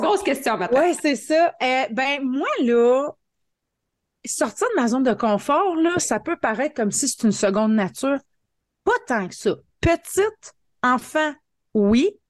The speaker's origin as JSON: {"language": "French", "town": "Hearst", "region": "Ontario", "country": "Canada", "tie": "born or raised there", "said": "Je suis native de Hearst en Ontario. C'est une petite ville, mais petite ville fort chaleureuse de 5000 habitants. Euh, je suis née ici, je suis venue à l'école ici, j'ai étudié ici, je suis encore ici, j'ai pas déménagé"}